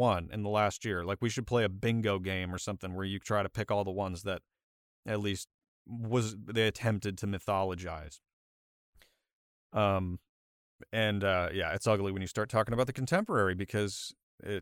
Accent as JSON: {"language": "English", "country": "United States", "said": "I'm an American"}